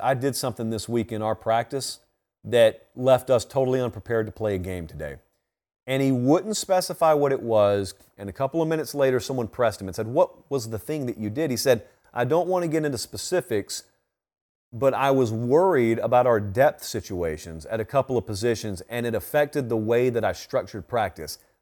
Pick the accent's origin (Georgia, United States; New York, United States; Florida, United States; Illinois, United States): Georgia, United States; I grew up in Georgia